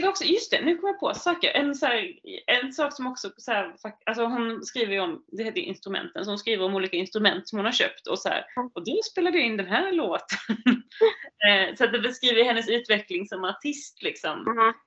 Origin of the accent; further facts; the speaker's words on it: Lund, Skåne, Sweden; Norra Fäladen, i min stadsdel. Det är där jag kommer ifrån